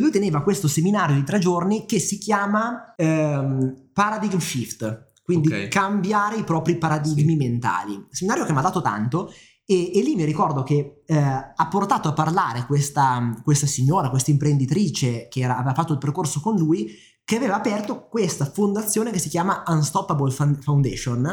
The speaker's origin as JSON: {"language": "Italian", "town": "Milan", "region": "Lombardy", "country": "Italy", "tie": "born or raised there", "said": "sono nato e cresciuto qui a Milano."}